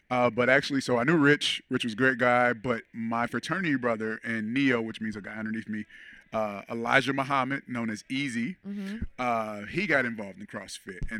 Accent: Portsmouth, Virginia, United States; born there; Uh, I was actually born in Portsmouth, Virginia. I'm a Navy baby.

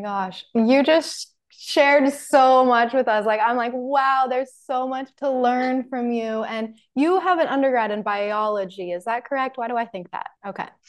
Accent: Salt Lake City, Utah, United States; living in Salt Lake City. You're in my hometown.

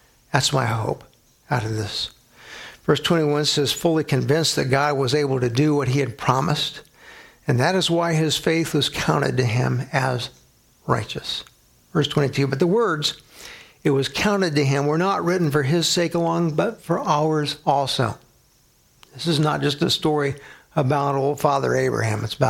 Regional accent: San Antonio, Texas, United States; now in Grand Island, United States; my hometown San Antonio

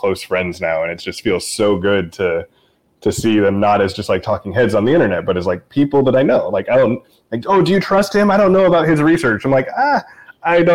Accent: Portland, Pacific Northwest, United States; moved away as an adult; also born or lived in I-5 corridor; I lived in the Northwest for my whole life. I was born in Portland, grew up and down the I-5 corridor

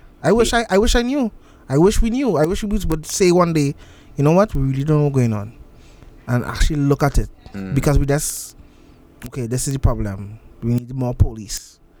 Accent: Trinidad & Tobago; the life in Lavanton where I'm from.

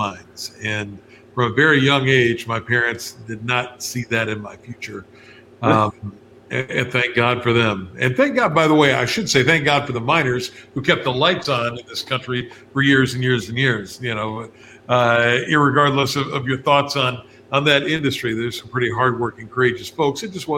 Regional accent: West Virginia, United States; moved away; back in West Virginia, my home state

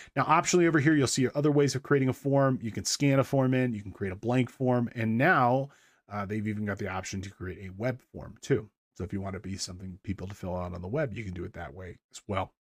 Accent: Big Bear Lake, California, United States; the Big Bear, um, which is my hometown here.

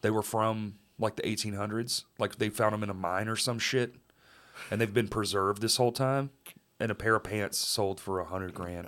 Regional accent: Texas, United States; I'm from there

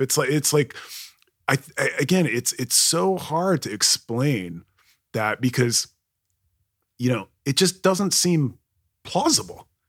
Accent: Kuwait; now in United States; growing up in Kuwait

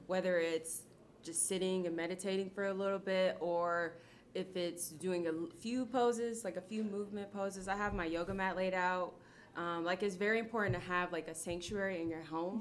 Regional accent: Akron, Ohio, United States; I'm from Akron, Ohio, born and raised

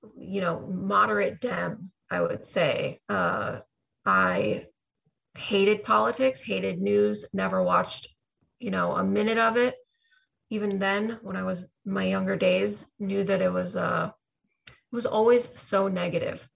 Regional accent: Chicago, Illinois, United States; now in Florida, United States; I'm actually originally from Chicago area

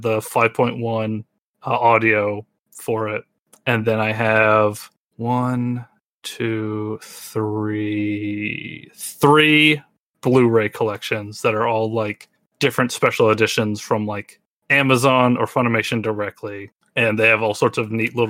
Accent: the South, United States; where I grew up in the South

